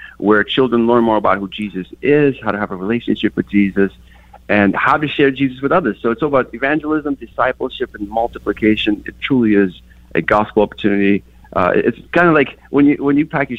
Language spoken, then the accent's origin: English; Kyiv, Ukraine; moved away; I grew up in Kiev, and in our neighborhood, we only had one soccer ball